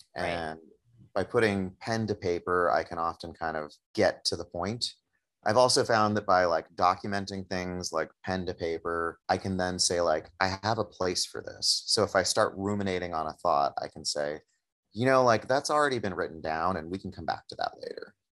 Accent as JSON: {"language": "English", "town": "Oakland", "region": "California", "country": "United States", "tie": "born or raised there", "said": "having it be in my hometown, you know, I'm, I, I know that I'm incredibly privileged to be able to buy a home in Oakland"}